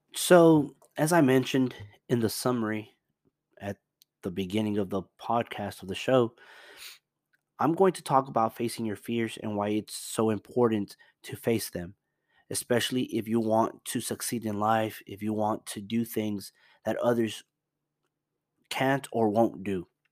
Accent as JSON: {"language": "English", "town": "Dallas", "region": "Texas", "country": "United States", "also_born_or_lived": "Houston", "said": "I'm from Dallas"}